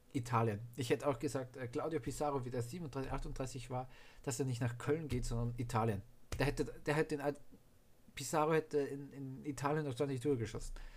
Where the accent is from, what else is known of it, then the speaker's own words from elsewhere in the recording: Austria; ich natürlich für Österreich bin als Österreicher